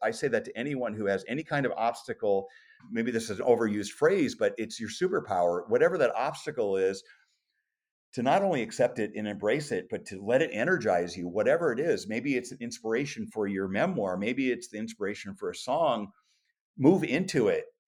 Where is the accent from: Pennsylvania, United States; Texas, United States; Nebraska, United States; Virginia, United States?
Nebraska, United States; Omaha; growing up in South Omaha in a small working class neighborhood